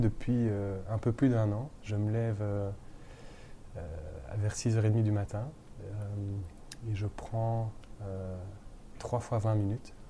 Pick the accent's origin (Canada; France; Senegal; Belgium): Belgium; Brussels, Brussels-Capital Region; also born or lived in London; chez nous à Bruxelles